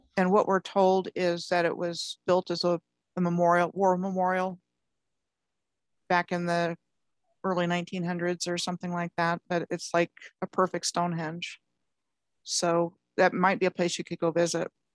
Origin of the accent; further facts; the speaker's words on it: Maryland, United States; I grew up in Maryland